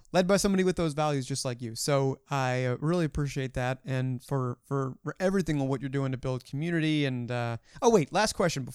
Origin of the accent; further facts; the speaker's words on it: Baltimore, Maryland, United States; I'm from Baltimore